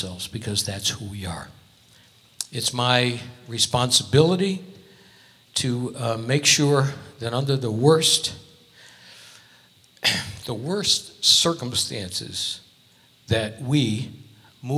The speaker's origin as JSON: {"language": "English", "region": "Connecticut", "country": "United States", "moved": "yes", "lives_now": "Las Vegas, United States", "said": "I'm from Connecticut"}